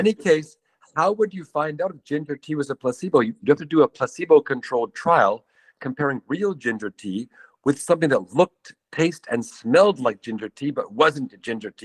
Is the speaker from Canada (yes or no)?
yes; Canada; moved away; I'm from Canada